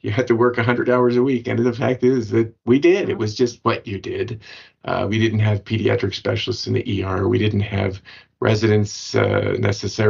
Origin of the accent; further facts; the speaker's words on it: Washington, District of Columbia, United States; I grew up in Washington, D.C.